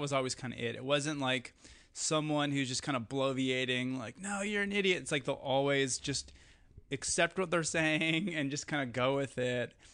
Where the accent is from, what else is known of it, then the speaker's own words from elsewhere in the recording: Eau Claire, Wisconsin, United States; moved away; growing up in Wisconsin